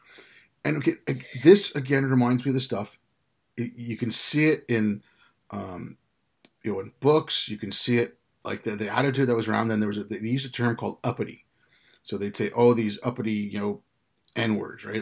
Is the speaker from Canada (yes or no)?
yes; Quebec, Canada; also born or lived in India; I grew up in Canada